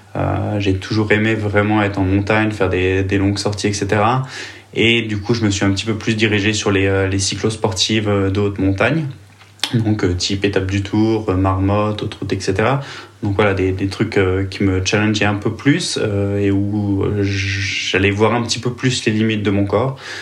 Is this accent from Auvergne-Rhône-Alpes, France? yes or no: yes; Vichy, Auvergne-Rhône-Alpes, France; moved away as an adult; also born or lived in Nyon, Switzerland; now in Switzerland; je suis originaire de Vichy, donc en France